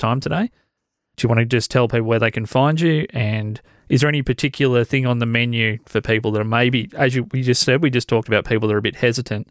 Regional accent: Australia

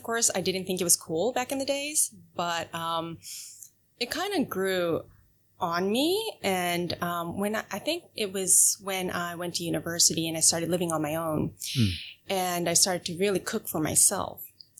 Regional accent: Japan; English is a second language; also born or lived in United States; I was born in Japan. Okay. I was in the States for 4 years when I was in kindergarten, and then I went back to Japan to go through all the education system in Japan.

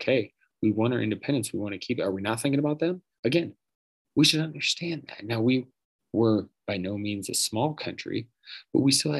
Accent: United States

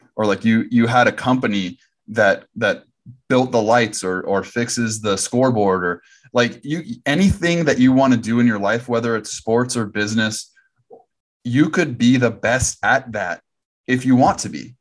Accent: Southern California, United States; I'm from Southern California

